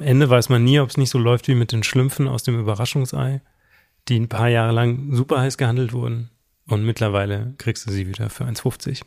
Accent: Southern Germany, Germany; ich komme aus Süddeutschland

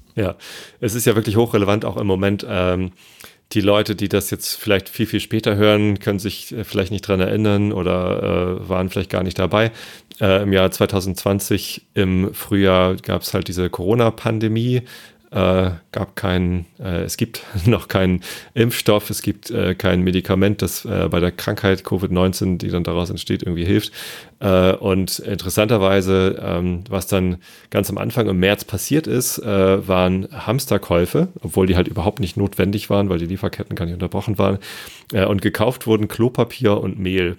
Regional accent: Hamburg, Germany; ich als Hamburger

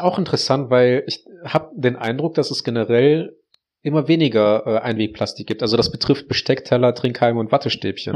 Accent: Heinsberg, North Rhine-Westphalia, Germany; bei uns in Heinsberg

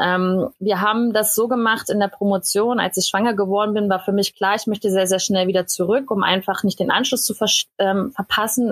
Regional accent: Berlin, Germany; moved away as an adult; also born or lived in Cottbus; ich bin ursprünglich aus Berlin

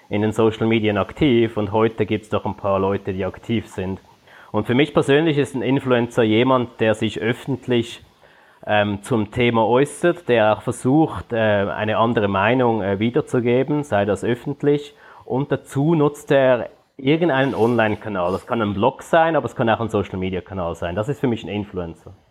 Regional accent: Switzerland; now in Singapore; man hört es von meinem Akzent, ich bin Schweizer, bin derzeit aber in Singapur.

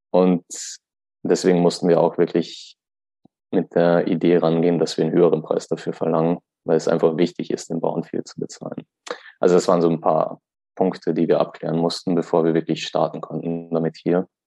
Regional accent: Austria; Weil wenn du bei uns zum Beispiel in Österreich, also ich komme aus Österreich

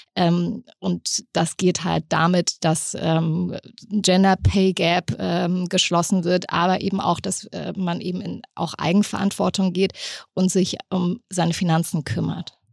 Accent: East Germany, Germany; bei uns hieß das übrigens damals Kaufhalle im Osten

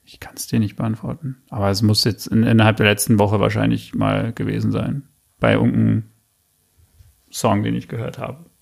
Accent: Berlin, Germany; also born or lived in Australia; Ich bin im Juli geboren, in West-Berlin, bin nach Ost-Berlin gezogen, bin in Köpenick dann eigentlich aufgewachsen

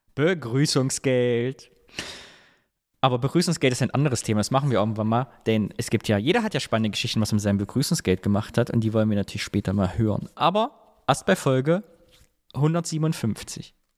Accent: East Germany, Germany

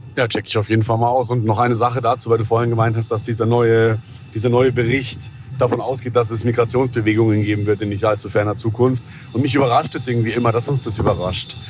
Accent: Southern Germany, Germany; ich bin ja aus dem Süden

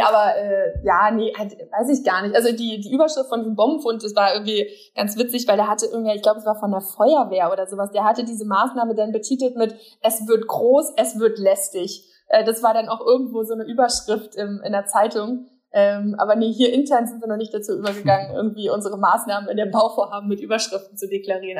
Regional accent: Berlin, Germany; ich als Berliner

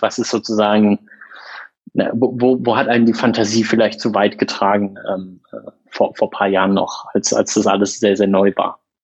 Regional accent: near Freiburg, Baden-Württemberg, Germany; moved away as an adult; also born or lived in Munich; now in Berlin, Germany; ich bin gebürtig aus der Nähe von Freiburg, habe Jura studiert in München und Berlin und in Berlin seit 2014 als Rechtsanwalt äh, tätig

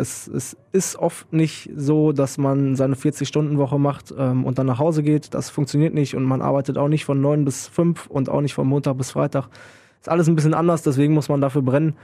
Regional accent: Münster, North Rhine-Westphalia, Germany; moved away as an adult; now in Krefeld, Germany; aus Münster komme ich gebürtig

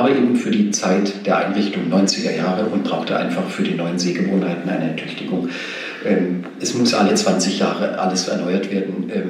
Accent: Nöttingen, Baden-Württemberg, Germany; also born or lived in Pforzheim; Genau, richtig.

